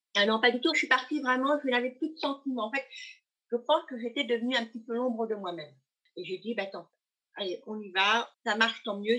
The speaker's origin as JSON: {"language": "French", "country": "Thailand", "also_born_or_lived": "Loire-Atlantique", "moved": "yes", "lives_now": "France", "said": "mon pays d'origine, en Thaïlande"}